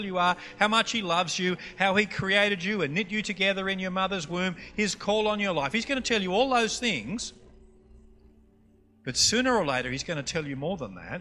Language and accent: English; Queensland, Australia; accent: Queensland; also born or lived in Townsville, Queensland; We're from Queensland, and we say g'day to everybody up there